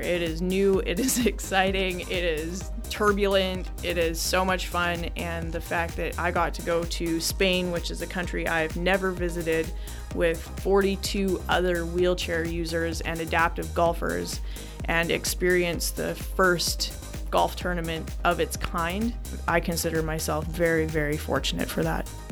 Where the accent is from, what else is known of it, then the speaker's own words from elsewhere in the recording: Lethbridge, Alberta, Canada; my life in Lethbridge, Alberta, which is directly over Montana, life growing up in Lethbridge